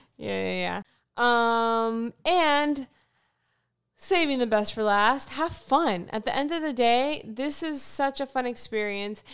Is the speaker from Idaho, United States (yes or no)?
no; Fort Lauderdale, Florida, United States; moved away; I actually am from Fort Lauderdale, Florida. So I originally grew up in South Florida.